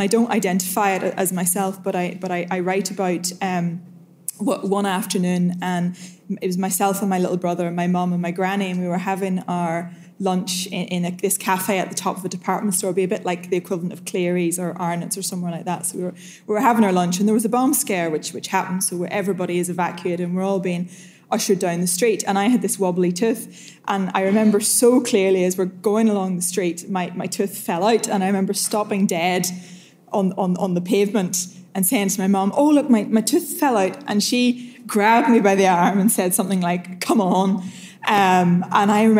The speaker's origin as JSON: {"language": "English", "area": "County Derry", "region": "Northern Ireland", "country": "United Kingdom", "tie": "born or raised there", "said": "I grew up in a little village on the coast in County Derry"}